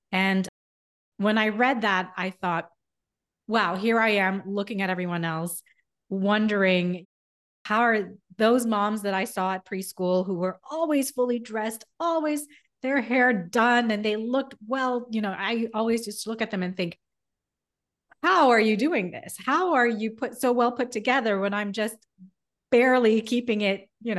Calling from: Miami, Florida, United States; I'm in Miami also.

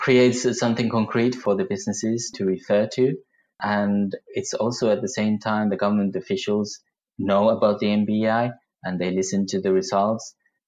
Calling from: Yangon, Yangon Region, Myanmar; I'm speaking from Yangon, Myanmar.

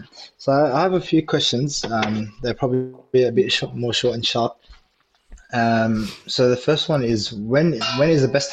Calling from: Melbourne, Victoria, Australia; I'm calling from Melbourne, Australia.

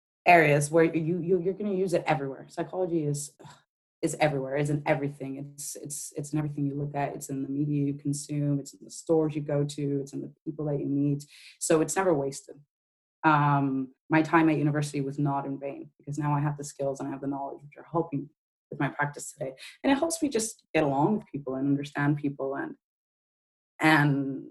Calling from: Bristol, South West England, United Kingdom; I am in the UK. Incidentally, I am in Bristol. Bristol has now been put on the map because it's where the statue came down on Sunday. So that's where I am. I'm in Bristol in the UK.

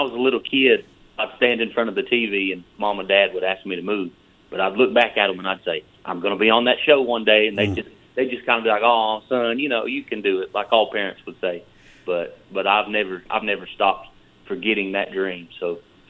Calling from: Benton, Tennessee, United States; I'm calling you from Benton, Tennessee.

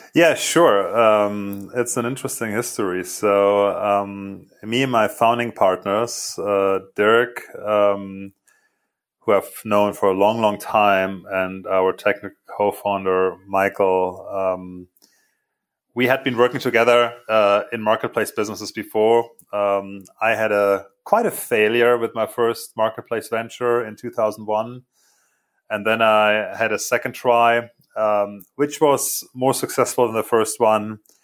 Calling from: outside Munich, Bavaria, Germany; I'm calling from uh, my home office, um, which is uh, uh, a little bit outside of Munich

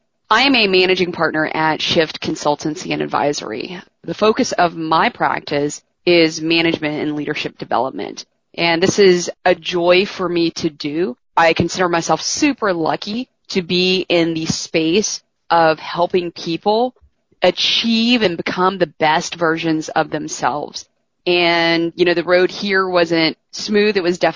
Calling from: Houston, Texas, United States; I am calling in from Houston.

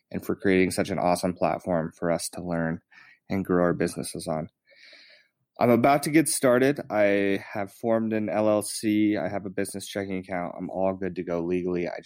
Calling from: Jackson, Wyoming, United States; I'm tuning in from Jackson, Wyoming.

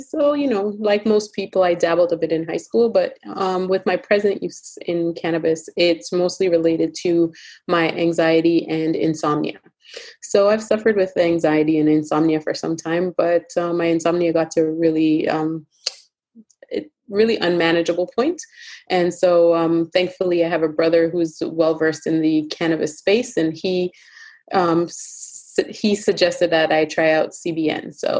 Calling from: Toronto, Ontario, Canada; I am joining you from Toronto, Ontario, Canada.

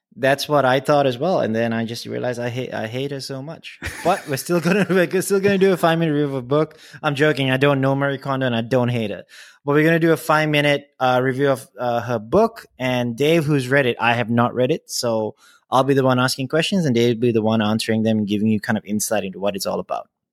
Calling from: Singapore; I'm calling in from Singapore

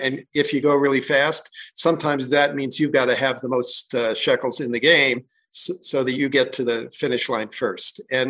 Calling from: Crested Butte, Colorado, United States; I'm calling in from a little mountain town called Crested Butte, Colorado.

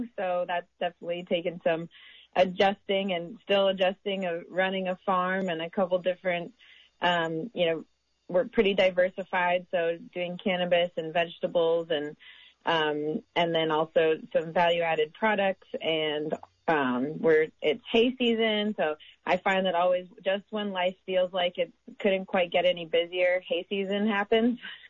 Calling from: Covelo, California, United States; So I'm joining you from Round Valley up in Mendocino County, also a town known as Covelo.

